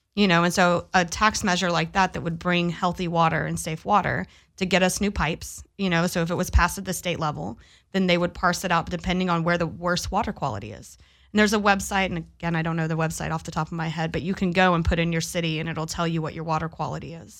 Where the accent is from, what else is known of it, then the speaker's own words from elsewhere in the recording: Pasadena, Texas, United States; now in Long Beach, United States; I grew up in Pasadena, Texas